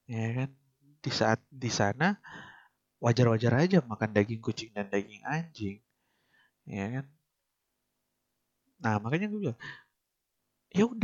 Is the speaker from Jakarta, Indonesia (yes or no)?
no; Manado, North Sulawesi, Indonesia; gue lahir dan besar di Manado